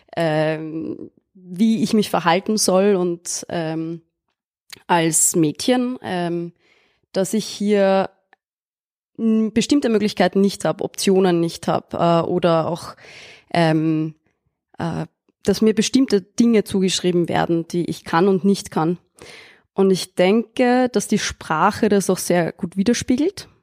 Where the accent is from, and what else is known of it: Austria; born or raised there